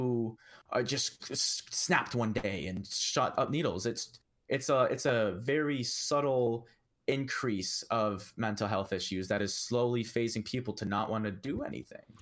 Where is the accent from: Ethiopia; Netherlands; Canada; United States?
Canada